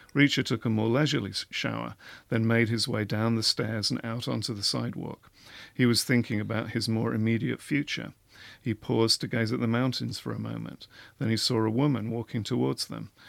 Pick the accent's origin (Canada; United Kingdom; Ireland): United Kingdom; England; I'm English